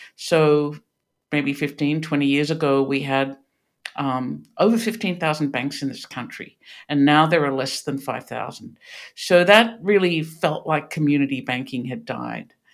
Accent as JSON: {"language": "English", "country": "Australia", "tie": "born or raised there", "moved": "as an adult", "lives_now": "Pittsburgh, United States", "said": "you can hear this is not a Pittsburgh accent. I grew up in Australia"}